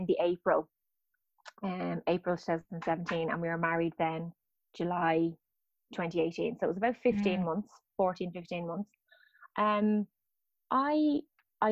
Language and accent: English; Dublin, Leinster, Ireland; moved away; I'm from Dublin